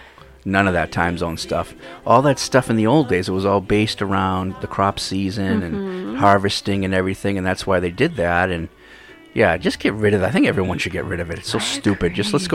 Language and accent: English; East Coast, United States; now in Hawaii, United States; I'm from the East Coast originally.